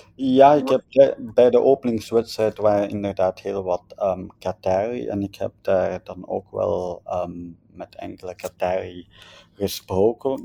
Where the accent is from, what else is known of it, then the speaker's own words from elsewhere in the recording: Belgium; wij als Belgen of als West-Europeanen